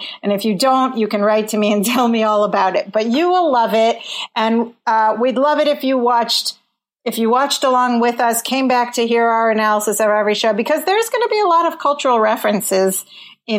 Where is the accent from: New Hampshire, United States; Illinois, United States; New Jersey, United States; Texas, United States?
Illinois, United States; Chicago; moved away as an adult; now in Washington, D.C., United States; I'm based in Washington, D.C., but I grew up in Chicago with my brother Imran